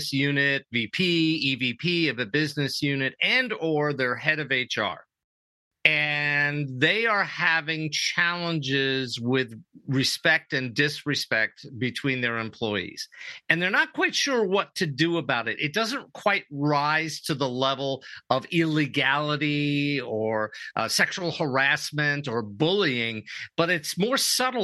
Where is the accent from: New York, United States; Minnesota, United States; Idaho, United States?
New York, United States; also born or lived in Europe; now in San Diego, United States; I'm originally from New York